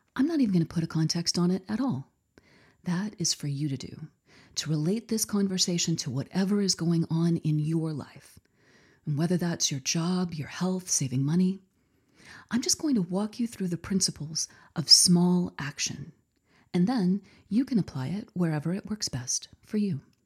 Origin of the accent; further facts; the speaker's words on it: Texas, United States; here in my home state of Texas